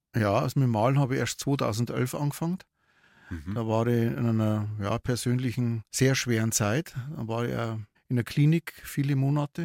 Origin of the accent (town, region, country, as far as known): Regensburg, Bavaria, Germany; born or raised there; also born or lived in Waldsassen; now in Neumarkt in der Oberpfalz, Germany